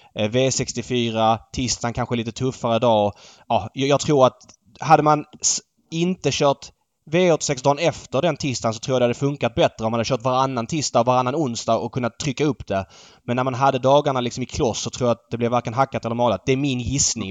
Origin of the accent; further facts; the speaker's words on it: Stockholm, Stockholm County, Sweden; som stockholmare